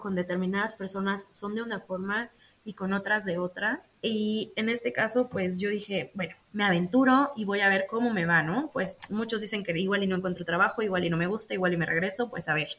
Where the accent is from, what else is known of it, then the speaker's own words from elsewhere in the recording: Mexico; moved away as an adult; now in Netherlands; me puedo quedar en mi país, en mi hermoso país, México